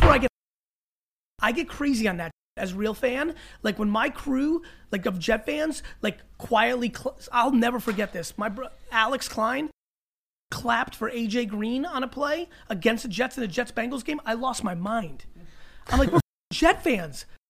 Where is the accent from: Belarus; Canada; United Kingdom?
Belarus; moved away; I was from Belarus